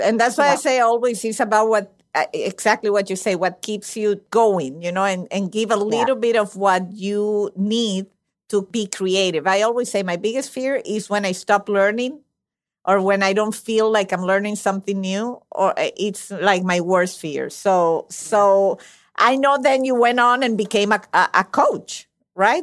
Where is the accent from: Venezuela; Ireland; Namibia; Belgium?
Venezuela; moved away; I was born and raised in Venezuela